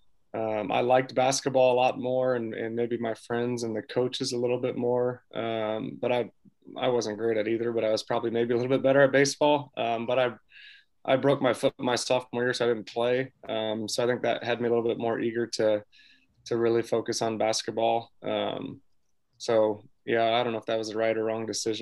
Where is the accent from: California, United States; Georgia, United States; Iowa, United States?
Iowa, United States; Davenport; I'm from Davenport, Iowa, so over Eastern Iowa